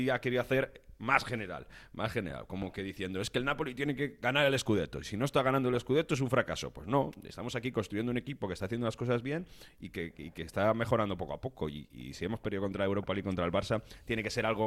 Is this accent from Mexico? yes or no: no; Italy; Spanish is a second language; como italiano